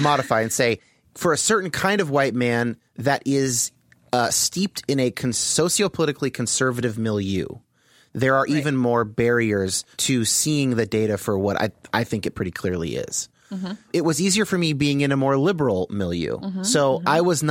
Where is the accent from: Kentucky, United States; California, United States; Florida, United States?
California, United States; Los Gatos; And I've had mixed race friends my entire childhood through high school, growing up in the Bay Area.